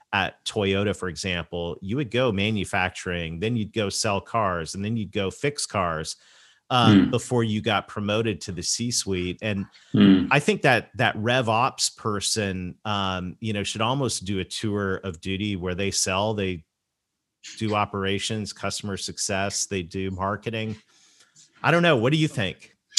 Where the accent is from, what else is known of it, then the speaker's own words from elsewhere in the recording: Canada; I'm Canadian